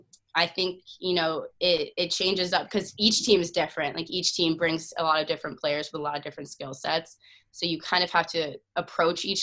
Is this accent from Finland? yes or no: no; Sherwood Park, Alberta, Canada; now in Cambridge, United States; Some friends at Union that I grew up in Sherwood Park with, Emma Hebert